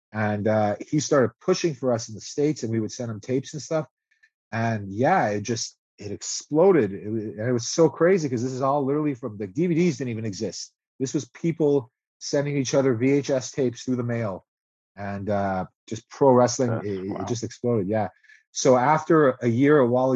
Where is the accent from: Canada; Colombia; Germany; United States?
Canada; Montreal, Quebec; we're English, and Quebec is a French province